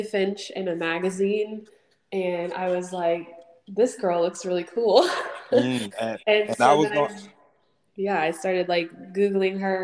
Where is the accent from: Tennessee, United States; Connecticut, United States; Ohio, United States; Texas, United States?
Texas, United States; Houston; also born or lived in Sugar Land, Texas; I grew up in the Houston area